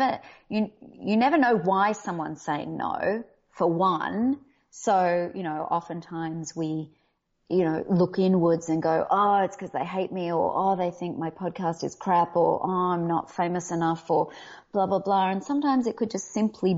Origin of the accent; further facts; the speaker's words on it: Australia; accent: Australian; now in Los Angeles, United States; I come from Australia.